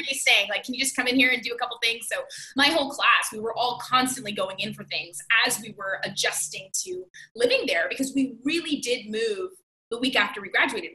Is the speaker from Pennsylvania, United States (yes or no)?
no; Miami, Florida, United States; I'm from Miami, Florida